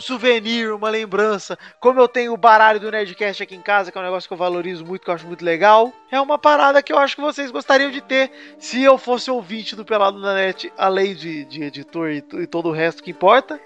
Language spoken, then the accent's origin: Portuguese; São Paulo, Brazil; a gente é de São Paulo, a maioria aqui